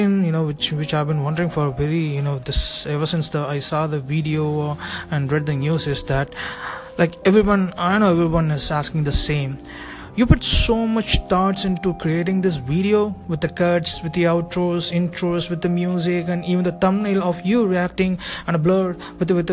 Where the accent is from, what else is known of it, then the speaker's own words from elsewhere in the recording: India; me being an Indian and following intense rituals